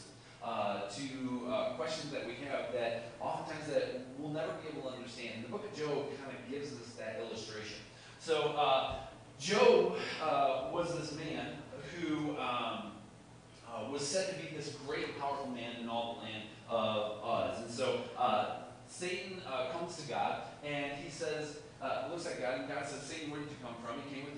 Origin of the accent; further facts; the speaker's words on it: Chicago, Illinois, United States; I'm from Chicago